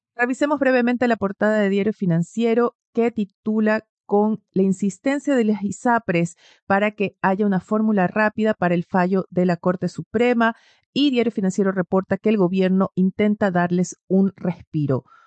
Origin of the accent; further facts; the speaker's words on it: Ecuador; now in Chile; yo vengo de Ecuador originalmente